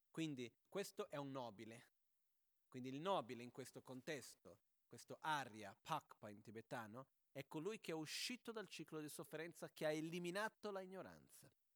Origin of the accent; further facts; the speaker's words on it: Brazil; moved away; c'è una battuta da bambini in Brasile che si faceva quando ero proprio piccolino